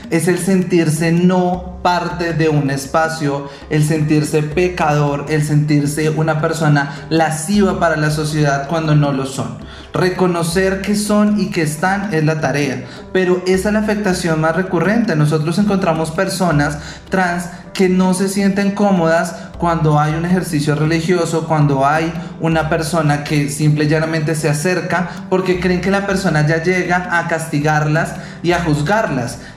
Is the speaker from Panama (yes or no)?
no; Venezuela; moved away; soy una persona venezolana que no está regular en el país